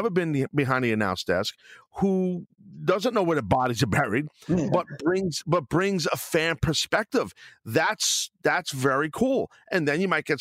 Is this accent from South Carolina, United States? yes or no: no; New York, United States; I'm from New York